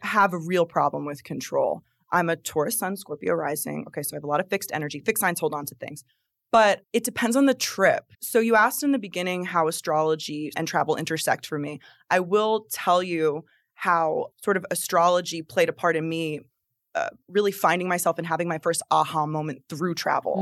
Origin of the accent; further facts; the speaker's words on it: New Jersey, United States; now in Florida, United States; creating my life here in Florida because I'm from New Jersey